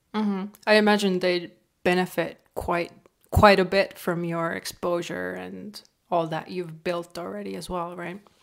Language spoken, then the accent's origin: English; Estonia; now in Canada; I'm from Estonia, right, and we have one point three million people